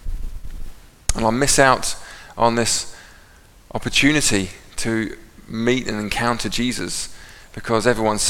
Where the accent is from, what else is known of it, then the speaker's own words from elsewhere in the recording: England, United Kingdom; I'm English